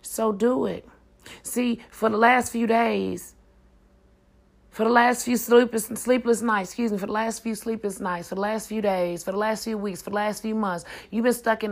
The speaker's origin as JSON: {"language": "English", "town": "Tulsa", "region": "Oklahoma", "country": "United States", "said": "I'm from Tulsa, Oklahoma. North side, to be exact."}